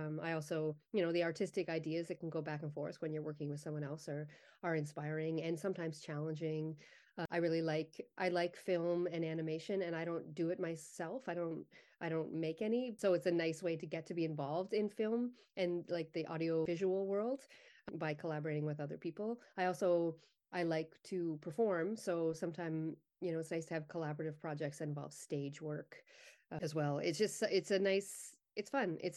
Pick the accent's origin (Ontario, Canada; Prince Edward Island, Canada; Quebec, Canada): Prince Edward Island, Canada; Summerside; moved away as an adult; also born or lived in Halifax / Ottawa / Vancouver / Montreal; I grew up in Summerside. I left when I was 18 and I moved around a little bit. I, I went to Halifax for a bit, but then on to Ottawa and then Vancouver. Um, and I moved back for a brief stint uh, on PEI when I was in my earlier 20s